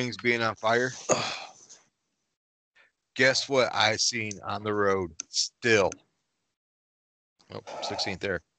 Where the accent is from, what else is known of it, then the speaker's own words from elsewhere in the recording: Michigan, United States; we're from Michigan and it's pronounced Myers, not Meyer.